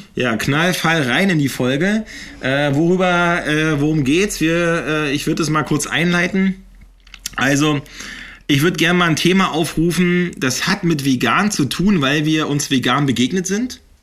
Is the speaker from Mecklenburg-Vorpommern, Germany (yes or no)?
yes; Eggesin, Mecklenburg-Vorpommern, Germany; ich bin ja in Eggesin aufgewachsen